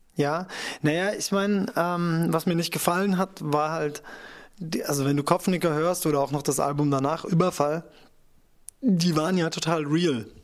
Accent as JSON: {"language": "German", "town": "Kirchheim unter Teck", "region": "Baden-Württemberg", "country": "Germany", "tie": "born or raised there", "said": "aus meiner Heimatstadt Kirchheim unter Teck"}